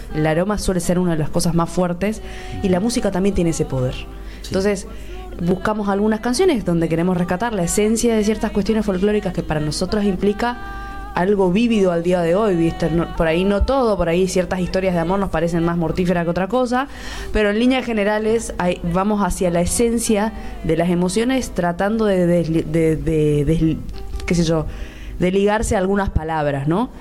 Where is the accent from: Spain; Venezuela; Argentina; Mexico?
Argentina; Misiones; moved away as an adult; now in Buenos Aires, Argentina; Yo soy misionera y, vivo al lado de Paraguay